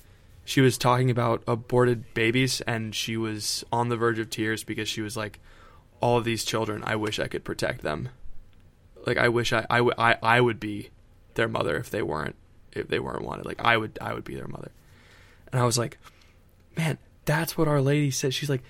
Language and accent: English; Florida, United States; I'm from Florida, Ethan.